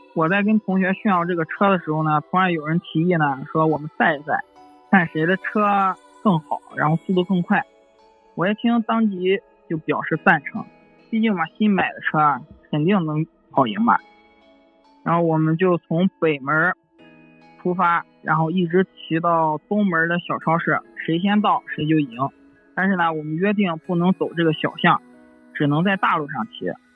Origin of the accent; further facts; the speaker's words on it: Xuzhou, Jiangsu, China; 我是一个土生土长的徐州人。小时候呢，住在徐州南郊一个很大的社区